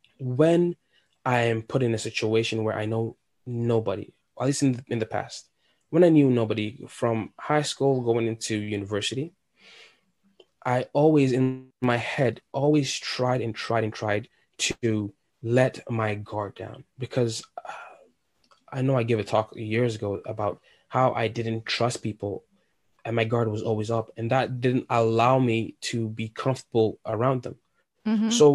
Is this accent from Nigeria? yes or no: yes; Nigeria; English is a second language; like I don't have an accent anymore, but it's like, oh my God, like … Oh, you have an accent. Where are you from? And I tell them, and they were intrigued.